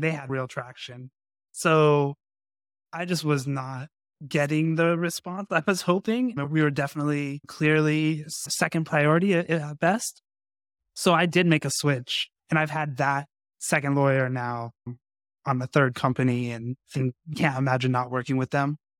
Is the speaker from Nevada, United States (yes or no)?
yes; Las Vegas, Nevada, United States; I grew up in Las Vegas, so boxing was a big deal